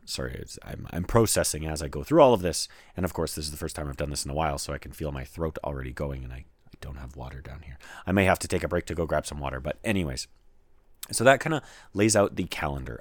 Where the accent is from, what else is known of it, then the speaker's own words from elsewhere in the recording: Canada; I'm Canadian and I live in Canada